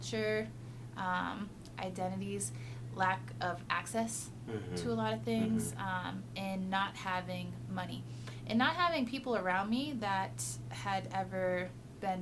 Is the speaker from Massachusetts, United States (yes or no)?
yes; Lowell, Massachusetts, United States; moved away as an adult; now in Colorado, United States; I grew up in Massachusetts, about 30 minutes outside of Boston, in Lowell, Massachusetts